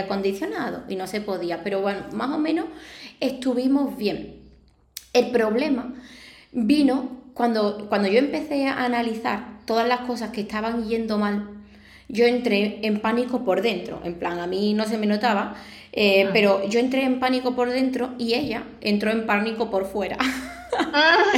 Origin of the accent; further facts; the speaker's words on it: Arahal, Andalusia, Spain; aquí de mi pueblo, de Araal